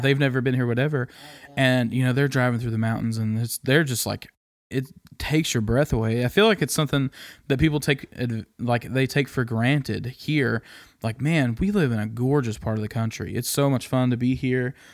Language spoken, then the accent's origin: English; Kansas, United States; moved away as an adult; now in East Tennessee, United States; loved growing up there